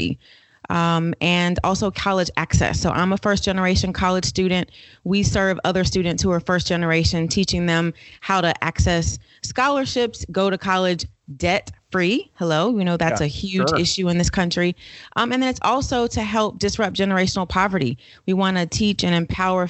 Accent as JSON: {"language": "English", "region": "Florida", "country": "United States", "tie": "born or raised there", "moved": "as an adult", "lives_now": "Atlanta, United States", "said": "Born and raised in Florida, came to Atlanta to go to college and never went back"}